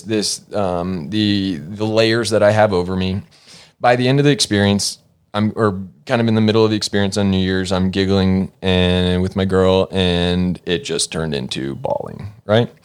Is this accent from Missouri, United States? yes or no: no; Norcross, Georgia, United States; moved away as an adult; now in Los Angeles, United States; I was born and raised in Norcross, Georgia.